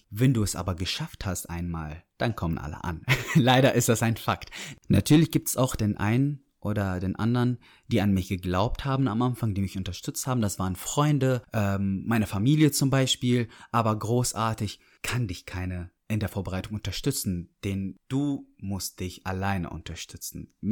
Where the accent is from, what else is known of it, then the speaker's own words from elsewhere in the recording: Dortmund, North Rhine-Westphalia, Germany; also born or lived in Syria; Dann habe ich Dortmund gesagt, dann meinten die aber ursprünglich, ich habe gesagt, ich komme aus Syrien, da meinten die, oh krass, das ist der erste Syrer, den wir treffen, der hier aufgewachsen ist.